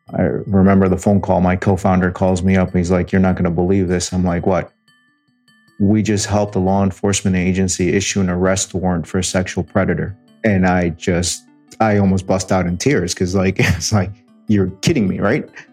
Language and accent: English; New York City, New York, United States; moved away; also born or lived in Detroit; I was born in New York City.